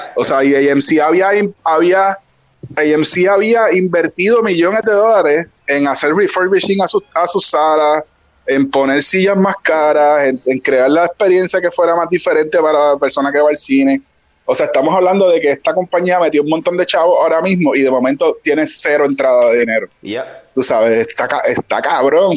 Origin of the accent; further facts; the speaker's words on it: Ponce, Puerto Rico; yo crecí en Ponce.